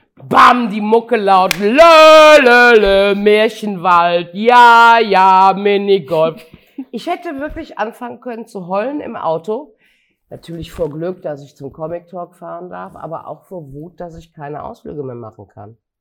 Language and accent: German; Gummersbach, North Rhine-Westphalia, Germany; in meiner Jugend in Gummersbach 1964